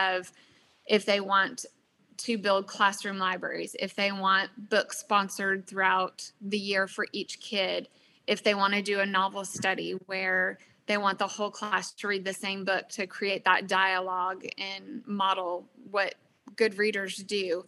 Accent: Rensselaer, Indiana, United States; moved away as an adult; now in Texas, United States; My hometown of Rensselaer, Indiana

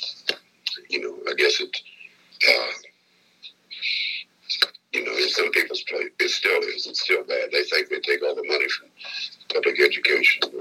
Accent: Indiana, United States; I was a veterinarian from Indiana

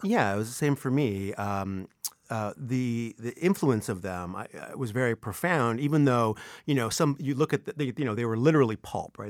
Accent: Vancouver, British Columbia, Canada; moved away; I was born and raised in Vancouver

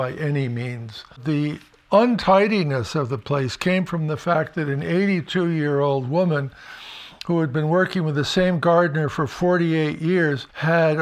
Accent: Connecticut, United States; now in Vermont, United States; the kind of house that I grew up on in Connecticut.

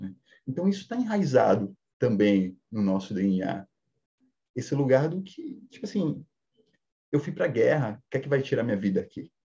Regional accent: Salvador, Bahia, Brazil; eu sou da periferia de Salvador, é, porém, uma criação muito machista

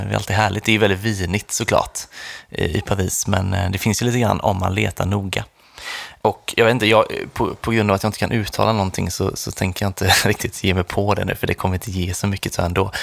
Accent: Sweden; vi kom från Sverige

